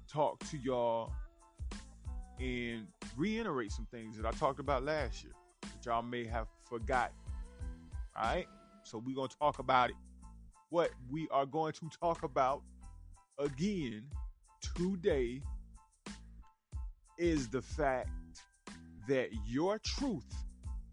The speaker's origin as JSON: {"language": "English", "region": "the South", "country": "United States", "accent": "country", "said": "I'm from the South, man. I get a little country with it"}